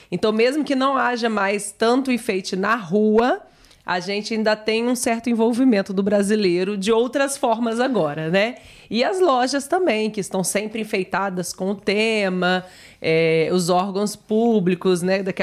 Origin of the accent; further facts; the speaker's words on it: Mexico; Eu sou mexicano, mas minha equipe favorita foi o Brasil.